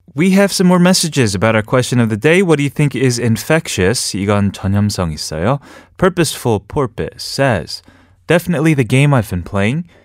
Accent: New York, United States; moved away as an adult; also born or lived in New Hampshire; now in Korea; New York, where I'm from. My hometown is, is you know, is just the only place that I really knew in my life outside of New Hampshire

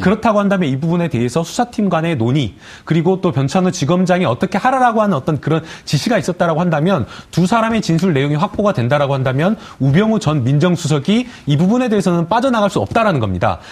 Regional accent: Gwangju, South Korea; 제가 이제 광주 출신이고 광주 법조계를 좀 알기 때문에

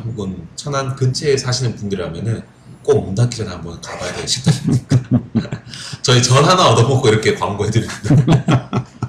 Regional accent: Gyeongju, North Gyeongsang, South Korea; moved away; 저는 경주고.

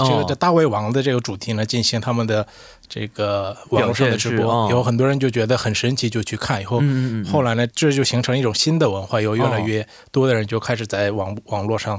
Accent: China; 我觉得应该算我算是一个特殊的一个例子，因为我从小在中国。上学以后，我我生活的这个地地方也是那个朝鲜族很多的地方，所以我从小的时候就韩文和中文听两种语言是一起听的

